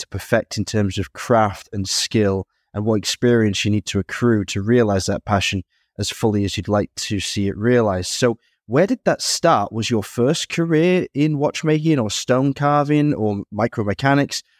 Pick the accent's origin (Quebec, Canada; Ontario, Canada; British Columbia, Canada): Quebec, Canada; Montreal; born and raised in Montreal.